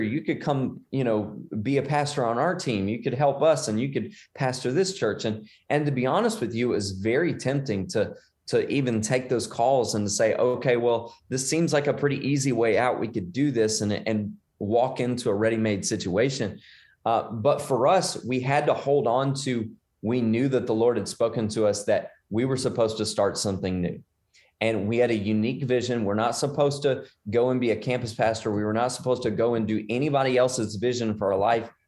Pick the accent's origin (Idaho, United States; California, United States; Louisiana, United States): Louisiana, United States; Shreveport; moved away as an adult; now in The Woodlands, United States; I'm originally from Shreveport, Bossier City, Louisiana. Um, and I grew up there.